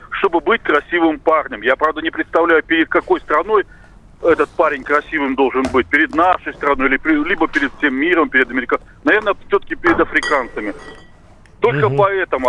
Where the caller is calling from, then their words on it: Novosibirsk, Novosibirsk Oblast, Russia; Я звоню из Новосибирска